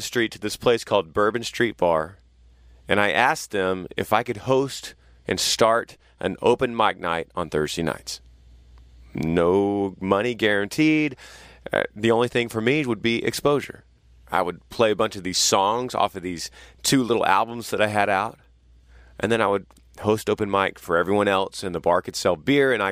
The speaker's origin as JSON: {"language": "English", "region": "Texas", "country": "United States", "said": "I've just moved back to my home state of Texas in College Station"}